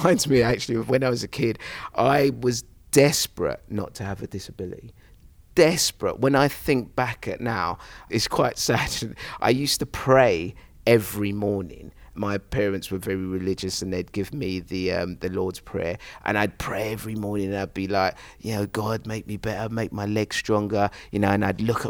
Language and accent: English; London, United Kingdom; I was this young kid growing up in Plaistow, East London, in this concrete jungle